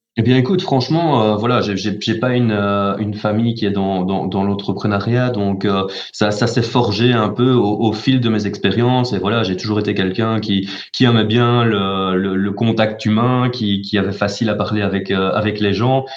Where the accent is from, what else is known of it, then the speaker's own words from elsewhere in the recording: Charleroi, Wallonia, Belgium; je suis né à Charleroi, j'ai fait mes études à Charleroi, j'ai travaillé quasi essentiellement à Charleroi